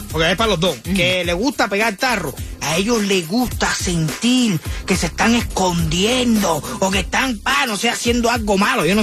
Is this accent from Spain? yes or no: no; Cuba; Yo soy cubano